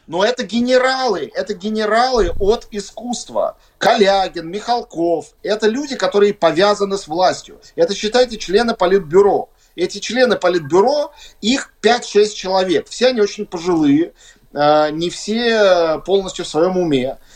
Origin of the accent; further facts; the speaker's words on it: Russia; moved away as an adult; now in Latvia; Я вот как россиянин